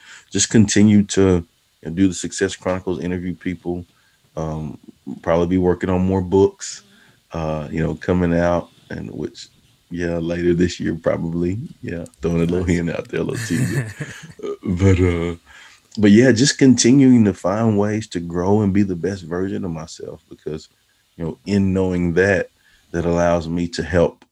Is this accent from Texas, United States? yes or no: yes; Texas, United States; a guy from a small town in Texas, you know, my hometown